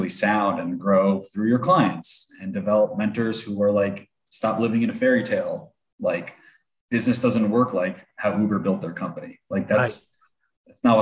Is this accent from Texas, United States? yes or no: no; New York, United States; moved away; also born or lived in Delaware; I'm from New York